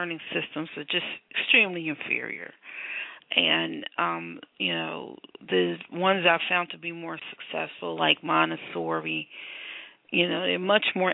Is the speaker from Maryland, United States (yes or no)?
no; Philadelphia, Pennsylvania, United States; I'm from Philadelphia.